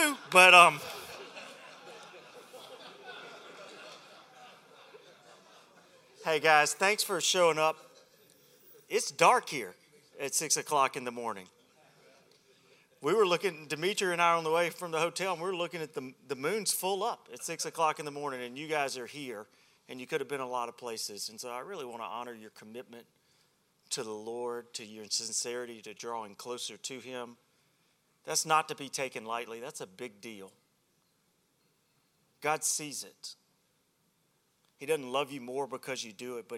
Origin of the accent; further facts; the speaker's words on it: Alabama, United States; I'm from Alabama